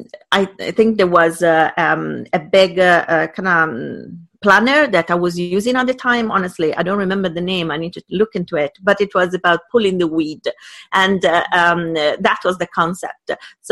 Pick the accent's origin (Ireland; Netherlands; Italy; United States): Italy; first language Italian; English is a second language; moved away as an adult; now in United Kingdom; I moved to UK and I was 19, 20. And English is not my first language